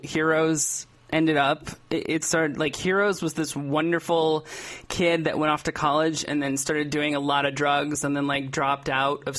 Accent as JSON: {"language": "English", "town": "Cleveland", "region": "Ohio", "country": "United States", "said": "I'm actually from Cleveland"}